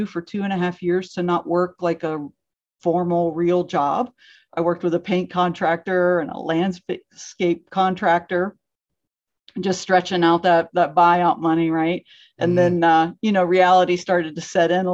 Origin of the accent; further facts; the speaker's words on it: Pittsburgh, Pennsylvania, United States; also born or lived in Pontiac, Michigan; I mostly grew up outside of Pittsburgh